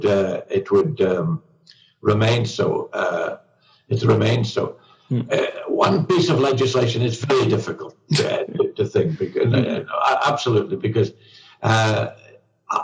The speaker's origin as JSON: {"language": "English", "region": "Scotland", "country": "United Kingdom", "said": "I'm a Scot, and I'm a Brit, and a European."}